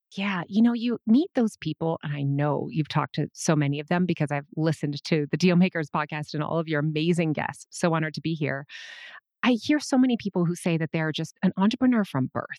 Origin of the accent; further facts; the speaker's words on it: Minnesota, United States; I was born in nineteen seventy-four, and I was born in Minnesota